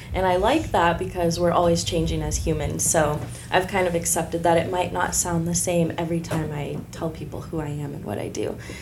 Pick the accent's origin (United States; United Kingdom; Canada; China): United States; Decatur, Illinois; I was born here in Decatur, Illinois, born and raised